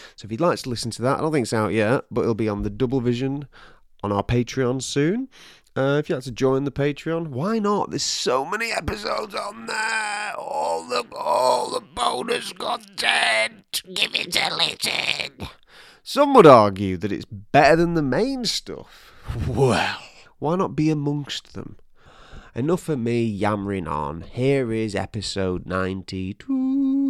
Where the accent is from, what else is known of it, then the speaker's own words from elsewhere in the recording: United Kingdom; that's Spanish I'm speaking, but I'm not Spanish. I'm British